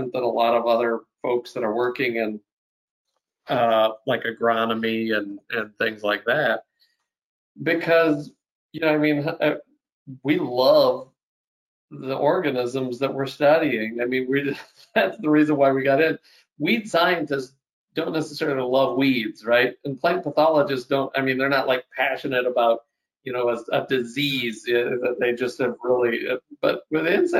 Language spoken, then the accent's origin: English; Minnesota, United States; moved away as an adult; now in South Dakota, United States; I grew up in Minnesota, which is, you know, not too far away